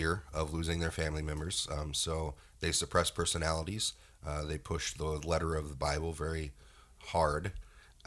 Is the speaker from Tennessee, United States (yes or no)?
no; Bigfork, Montana, United States; I'm from the Flathead originally, Big Fork. There wasn't a whole lot to do up there. I grew up as a Jehovah's Witness